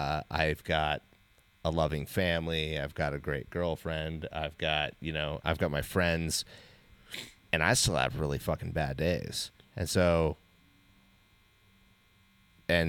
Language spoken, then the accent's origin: English; Alaska, United States; You know, like we grew up in Alaska.